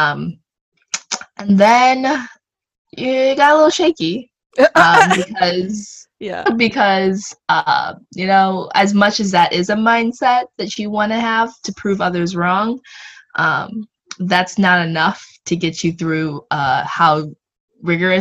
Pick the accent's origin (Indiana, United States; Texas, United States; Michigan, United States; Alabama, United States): Michigan, United States; also born or lived in Connecticut; I grew up in Michigan, went to UConn